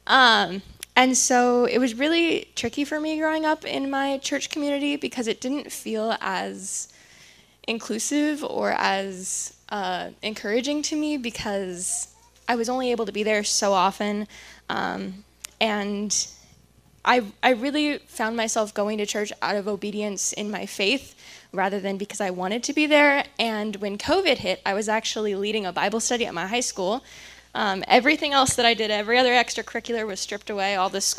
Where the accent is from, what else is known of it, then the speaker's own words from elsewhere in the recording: California, United States; moved away as an adult; now in Pennsylvania, United States; I'm originally from California